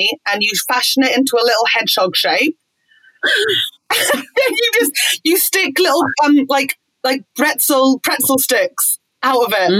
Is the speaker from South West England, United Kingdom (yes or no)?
no; Fleet, South East England, United Kingdom; I'm from Fleet, from Waterloo.